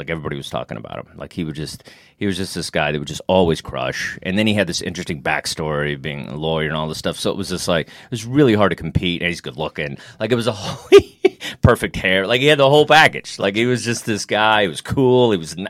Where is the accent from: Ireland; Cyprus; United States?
United States; Texas; I'm from Texas and stuff, and I've been with managers and stuff, and they're like, okay, you need more of a Southern accent.